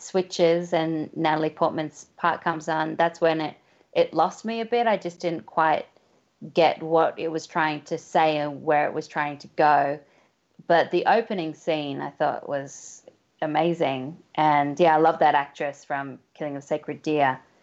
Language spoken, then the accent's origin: English; Australia; being Australian